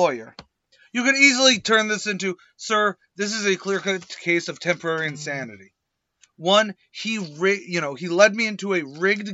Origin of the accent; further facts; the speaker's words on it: United States; I'm an American